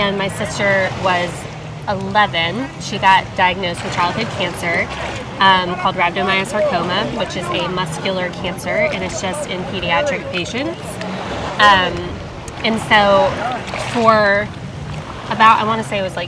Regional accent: Hendersonville, Tennessee, United States; I grew up in Hendersonville, Tennessee.

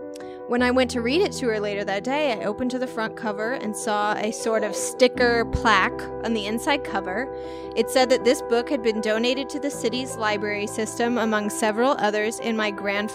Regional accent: Canada; We named her Raven. Not a super common name here. I'm Canadian.

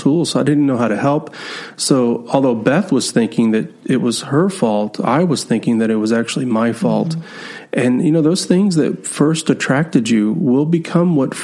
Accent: Texas, United States; I'm from Texas

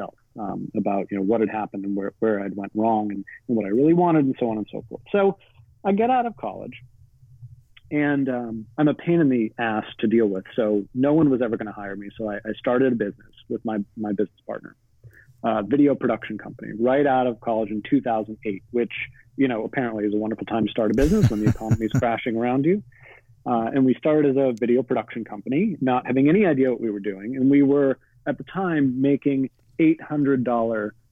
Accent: Boston, Massachusetts, United States; I grew up in Boston

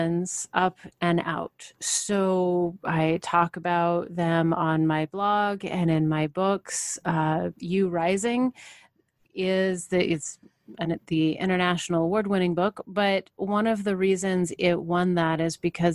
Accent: Portland, Oregon, United States; I grew up in Portland, the Pacific Northwest.

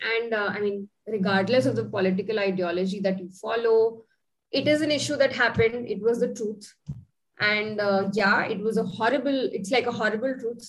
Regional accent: India

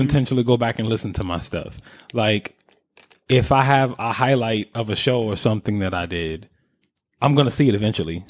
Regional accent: New York, United States; being a New Yorker

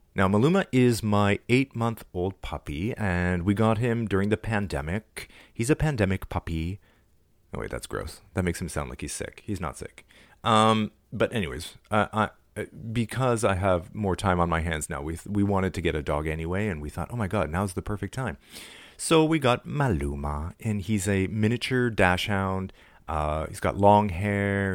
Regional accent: Toronto, Ontario, Canada; my hometown

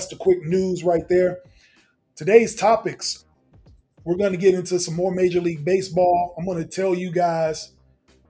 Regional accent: United States; as an American

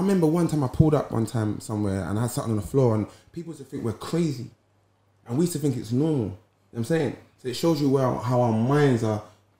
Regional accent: London, United Kingdom; I grew up in Deptford.

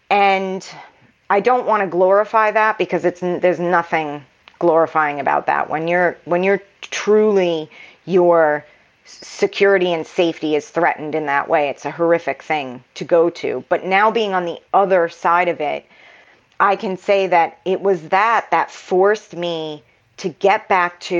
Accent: New York, United States; also born or lived in Massachusetts; At the time, I'm originally from New York. My family had moved to Massachusetts, and I moved back to New York at 22.

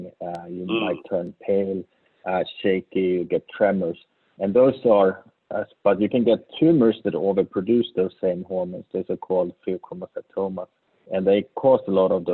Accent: Sweden; English is a second language; moved away as an adult; also born or lived in Uppsala, Sweden / New Haven, United States; now in Tampa, United States; as you may hear from my accent, I'm really from Sweden

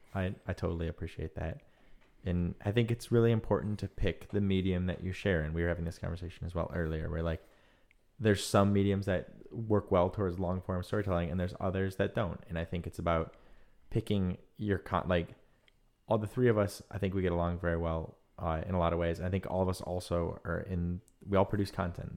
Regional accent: Michigan, United States; now in San Francisco, United States; growing up in Michigan

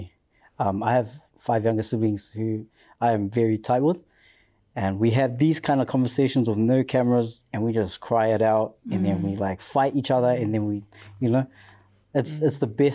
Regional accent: Auckland, New Zealand; Come from South Auckland. Proud

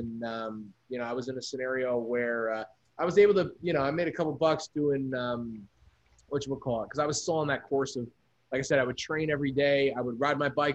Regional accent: New Jersey, United States; also born or lived in New York; now in Los Angeles, United States; growing up in Jersey

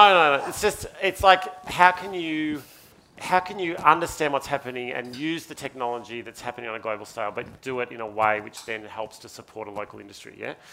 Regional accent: Ararat, Victoria, Australia; moved away as an adult; now in Sydney, Australia; I've lived in Sydney for 22 years. I lived in Ararat only for 18 of my, of my life. And I still feel like I'm not from Sydney. I still feel like I'm from Ararat

